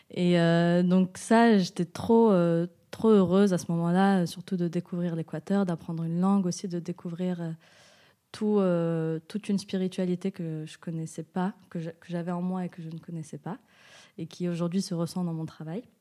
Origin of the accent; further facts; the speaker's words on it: Switzerland; now in Marseille, France; je suis suisse marocaine et ça fait un an et demi que je suis à Marseille.